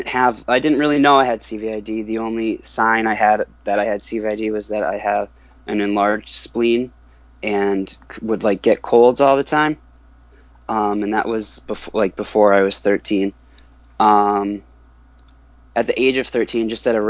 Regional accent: Northampton, Massachusetts, United States; I'm from Northampton, Massachusetts

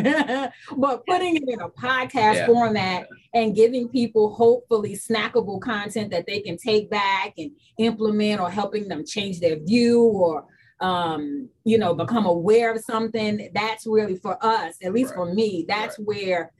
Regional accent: New York City, New York, United States; growing up in Brooklyn, where community is very important

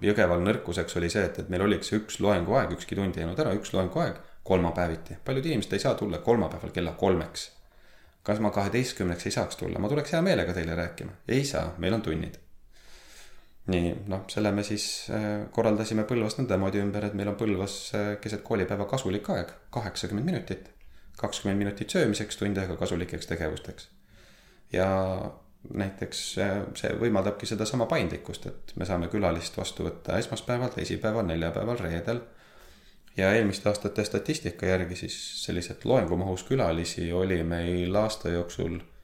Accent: Võru, Võru County, Estonia; sündinud ja kasvanud olen Võrus

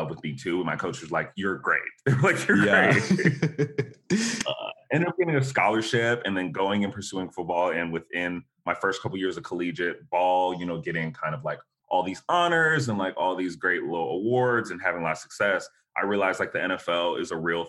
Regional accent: Dallas, Texas, United States; also born or lived in Buffalo, New York; my mom relocated us to Dallas, Texas.

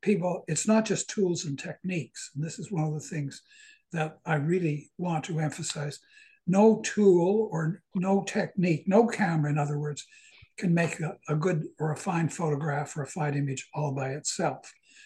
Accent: Southern New Brunswick, Canada; moved away as an adult; also born or lived in Toronto; I was born in Southern New Brunswick, and after I finished university and lived in various places around North America. Mm-hmm. After 17 years, I moved back to New Brunswick. And that, believe it or not, was 50 years ago.

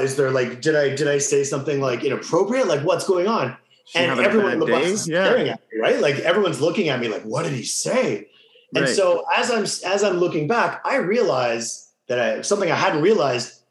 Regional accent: Winnipeg, Manitoba, Canada; Born and raised Winnipeg

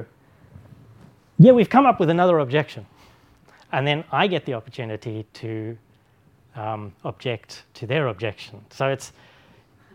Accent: Oxford, South East England, United Kingdom; my hometown of Oxford

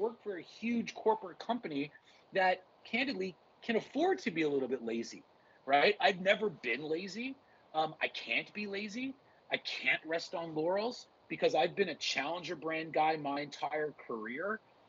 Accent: Montreal, Quebec, Canada; also born or lived in Los Angeles, United States; now in Toronto, Canada; I've lived in Toronto for 22 years, and yes, I was born in Montreal. I grew up in Los Angeles, back to Montreal for high school.

